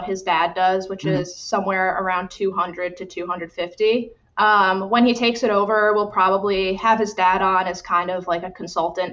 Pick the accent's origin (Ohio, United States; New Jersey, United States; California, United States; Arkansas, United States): New Jersey, United States; I grew up in New Jersey